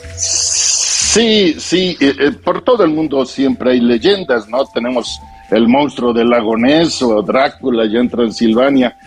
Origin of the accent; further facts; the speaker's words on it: Mexico; de mí como mexicano